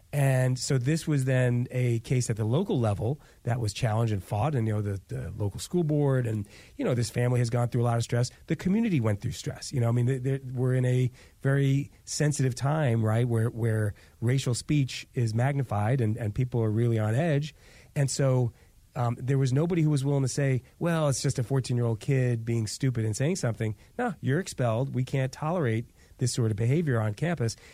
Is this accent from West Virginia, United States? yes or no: no; New York, United States; growing up Jewish in New York